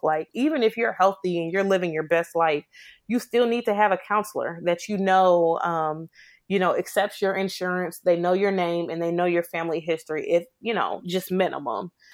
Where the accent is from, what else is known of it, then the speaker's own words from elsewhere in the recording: Chicago, Illinois, United States; now in Memphis, United States; I was born and raised in Chicago